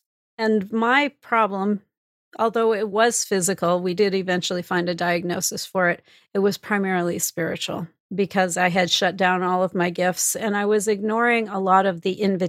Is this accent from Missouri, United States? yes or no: yes; Missouri, United States; I'm from Missouri, show me the proof kind of girl.